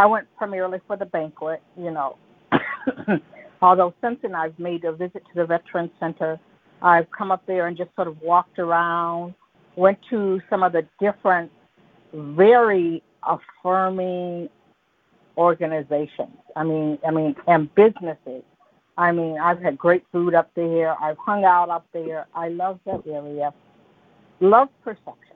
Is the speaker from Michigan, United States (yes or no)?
yes; Detroit, Michigan, United States; I grew up in the Metro Detroit area